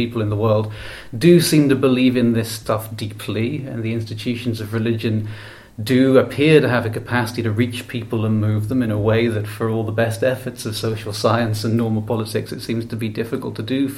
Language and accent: English; Ireland; I come from Ireland, a country with no shortage, as you may have heard, of Catholicism in its history